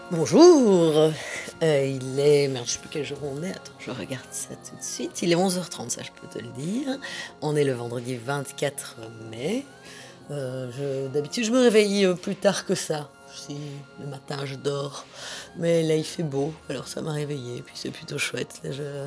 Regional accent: Belgium; je suis belge

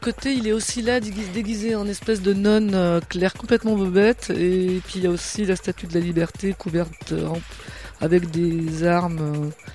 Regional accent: Burgundy, Bourgogne-Franche-Comté, France; on vient de Bourgogne, du côté viticulteur

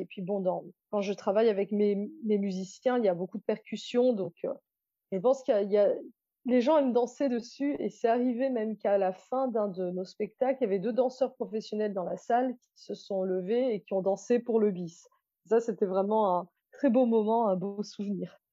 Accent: Réunion; Je suis réunionnaise

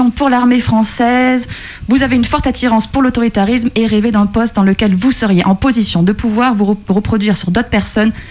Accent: Vénissieux, Auvergne-Rhône-Alpes, France; c'est que je suis née à Vénissieux, en fait.

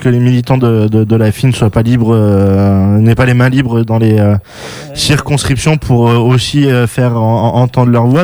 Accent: Bordeaux, Nouvelle-Aquitaine, France; je suis né à Bordeaux

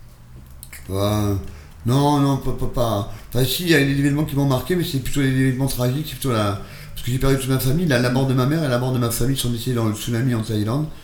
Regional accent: Bordeaux, Nouvelle-Aquitaine, France; Je suis bordelais depuis, je suis arrivé à sept ans à Bordeaux

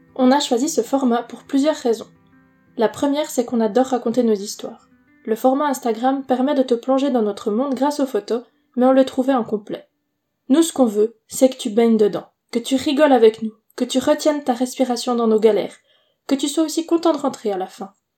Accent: Neuchâtel, Switzerland; Nous sommes une famille suisse, on vient du canton de Neuchâtel

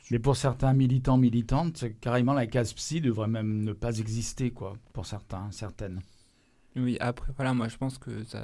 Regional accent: Nantes, Pays de la Loire, France; moved away as an adult; now in Lyon, France; Non, je suis nantaise.

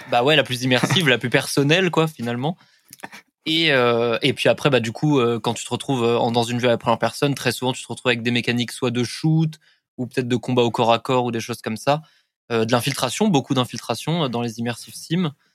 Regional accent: Paris, Île-de-France, France; Moi, je suis parisien

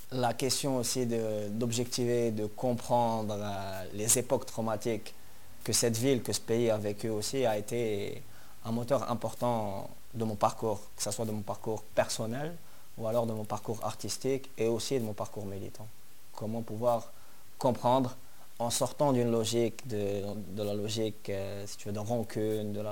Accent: Algiers, Algiers Province, Algeria; moi je suis né à Alger, vers euh, J'habite euh, vers le quartier de Bollorén

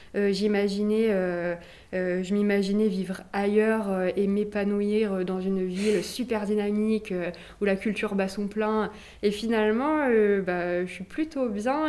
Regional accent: Nice, Provence-Alpes-Côte d'Azur, France; je, suis d'ici, je suis née à Nice

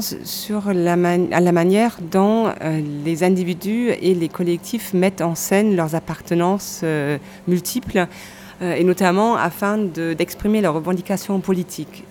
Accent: Cologne, North Rhine-Westphalia, Germany; moved away; ma ville natale, Cologne

